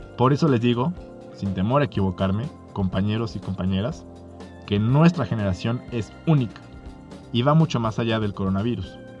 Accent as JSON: {"language": "Spanish", "country": "Mexico", "said": "Como mexicanos"}